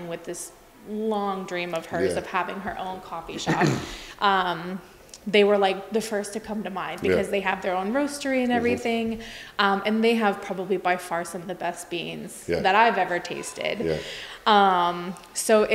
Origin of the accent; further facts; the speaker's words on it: West Coast, United States; moved away; I'm from the West Coast